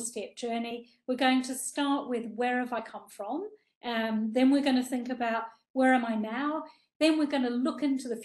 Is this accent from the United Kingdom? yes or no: no; New Zealand; I grew up in New Zealand